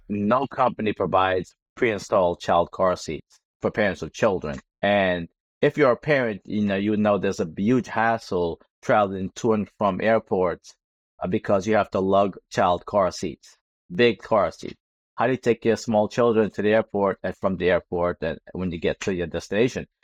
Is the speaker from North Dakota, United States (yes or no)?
no; New York City, New York, United States; being a New Yorker